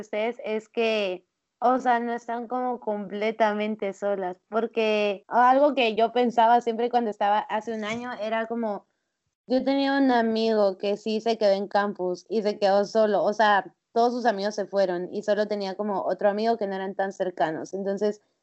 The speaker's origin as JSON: {"language": "Spanish", "country": "Guatemala", "said": "gente de acá de Guatemala"}